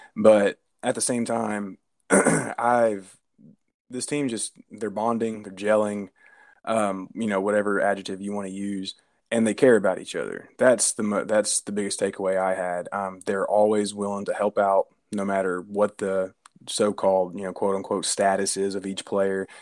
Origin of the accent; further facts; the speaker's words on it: Nashville, Tennessee, United States; I'm from Nashville